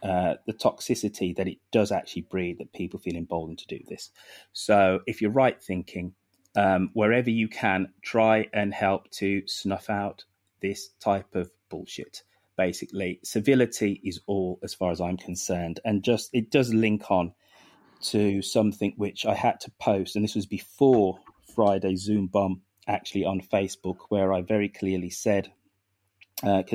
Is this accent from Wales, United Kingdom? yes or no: no; Birmingham, West Midlands, United Kingdom; I'm a bloody 5'7" Brummy bloke